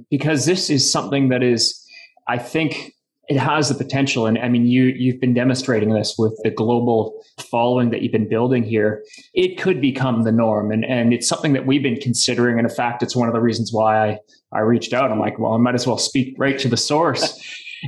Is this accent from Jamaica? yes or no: no; Canada; As a Canadian